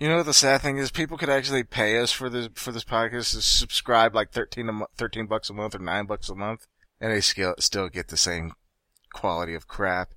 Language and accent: English; United States; I'm American.